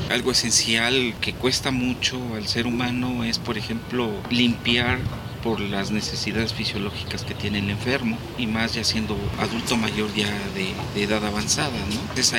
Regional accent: Chihuahua, Mexico; soy de Chihuahua, Chihuahua, México.

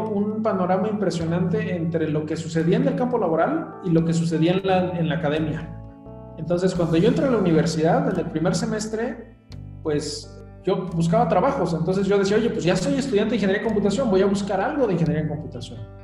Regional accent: Mexico; born or raised there; moved away as an adult; also born or lived in Mexico City

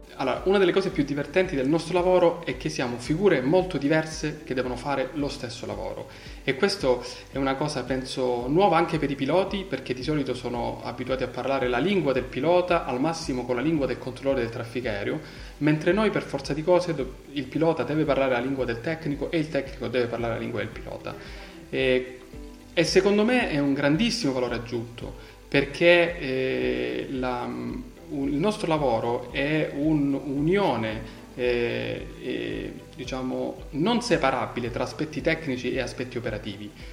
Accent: Crotone, Calabria, Italy; moved away as an adult; now in Rome, Italy; sono di Crotone anche se ormai da quasi 20 anni eh, vivo e lavoro a Roma

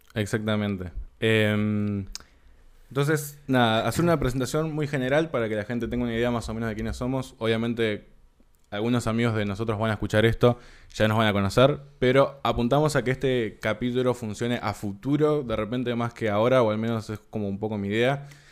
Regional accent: Uruguay; also born or lived in San Martín, Buenos Aires, Argentina / Tigre, Argentina; nací en Argentina, a los cuatro años me vine para Uruguay

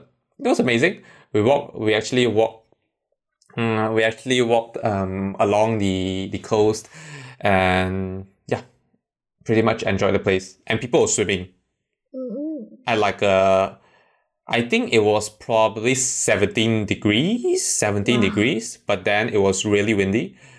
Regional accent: China; English is a second language; one of the time when I went back to my hometown, it was like winter time.

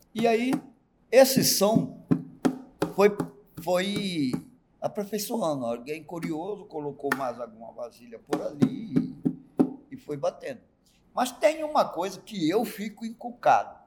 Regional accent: Chico Leite, Pantanal, Mato Grosso do Sul, Brazil; also born or lived in Corumbá / Ladário; O lugar onde eu nasci se chamava antigamente Chico Leite, na margem do Rio Paraguai, bem no miolinho do Pantanal

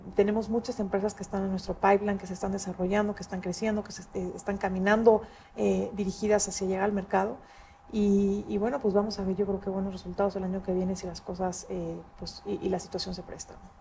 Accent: Mexico

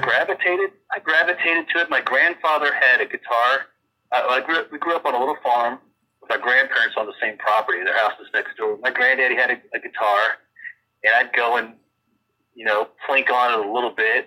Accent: Virginia, United States; moved away as an adult; also born or lived in Los Angeles; now in Nashville, United States; I grew up in Virginia

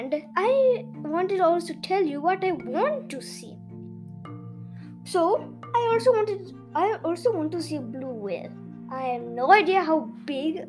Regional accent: Kerala, India; moved away; Kerala is my hometown

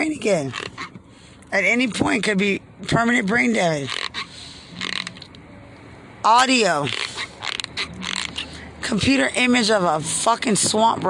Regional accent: Lubbock, Texas, United States; I'm from Lubbock

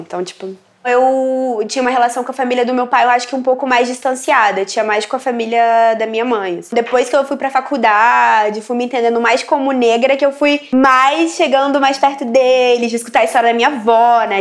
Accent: Brasília, Federal District, Brazil; moved away as an adult; now in Rio de Janeiro, Brazil; Eu sou de Brasília, né? Da periferia de Brasília. Moro há seis anos no Rio de Janeiro, no Complexo do Alemão

